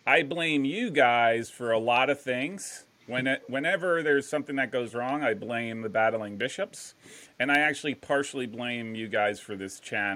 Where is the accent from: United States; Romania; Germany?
United States; New Jersey; moved away as an adult; also born or lived in Ohio; I'm a kid from New Jersey playing in Ohio.